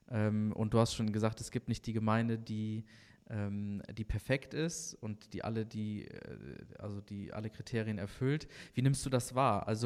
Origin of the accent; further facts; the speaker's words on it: Bad Salzuflen, North Rhine-Westphalia, Germany; In und, ähm, Schöttmar, Bad